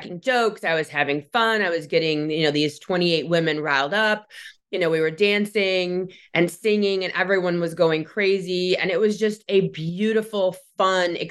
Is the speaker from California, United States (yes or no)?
no; Michigan, United States; my hometown where I live now